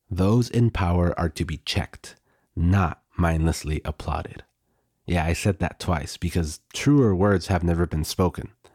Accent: United States; now in Mexico; Growing up in the United States

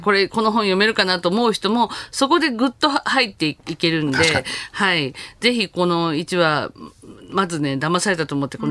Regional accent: Kansai, Japan; 私関西の人間なんですけど、めちゃくちゃこういうおばちゃんは、周りにたくさんいたんで

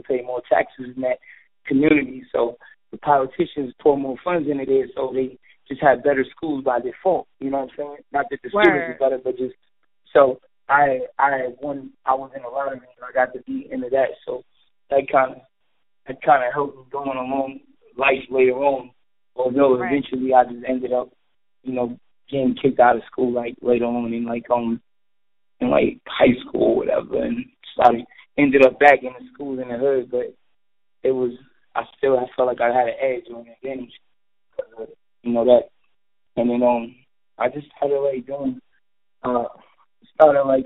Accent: New York City, New York, United States; I'm from Brooklyn, New York.

